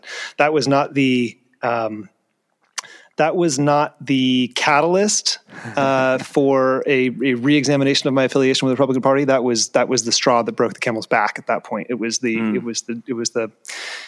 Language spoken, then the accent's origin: English; Nevada, United States; moved away as an adult; I grew up in Nevada